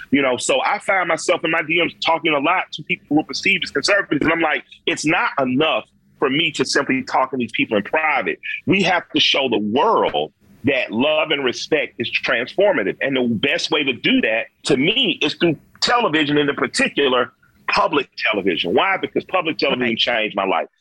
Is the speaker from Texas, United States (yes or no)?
no; Atlanta, Georgia, United States; I grew up in the Collier Heights community